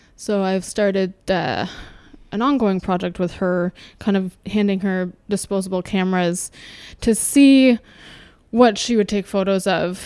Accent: suburb west of Toronto, Ontario, Canada; also born or lived in Winnipeg, Manitoba; Was raised in a suburb about thirty minutes west of Toronto

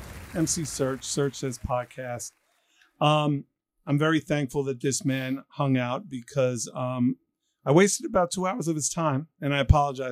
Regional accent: New York City, New York, United States; also born or lived in Detroit; I'm a Jew from Queens

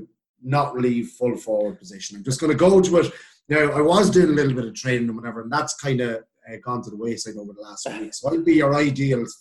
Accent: Simonstown, County Meath, Ireland; also born or lived in County Cavan; Born and raised in Simonstown, moved to Cavan

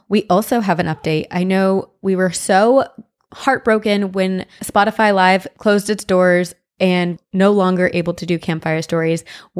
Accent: New Brunswick, New Jersey, United States; born or raised there; accent: Jersey; moved away

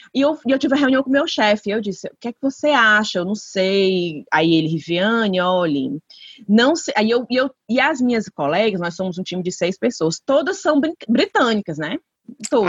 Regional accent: Brazil; moved away; eu sou brasileira

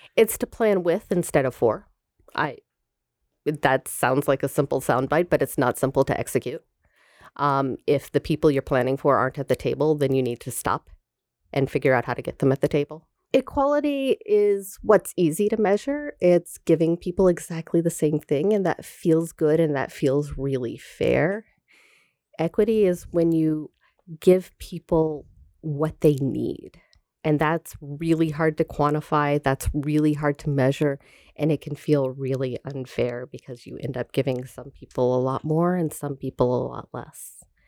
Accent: Tallahassee, Florida, United States; moved away; I am from Tallahassee, Florida

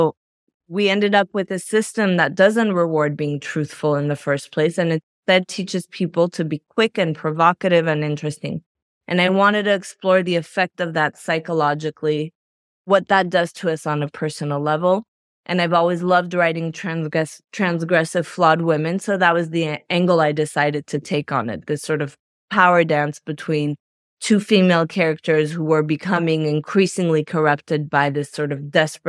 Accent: France; also born or lived in Belgium; I was raised in France and Belgium, and I went to NYU, and I thought I was going to be a journalist

